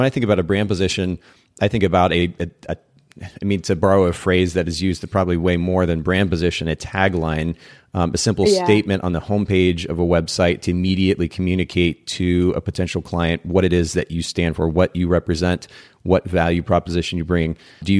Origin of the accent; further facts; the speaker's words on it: Japan; English is a second language; I grew up in Japan, spent about 10 years of my life there.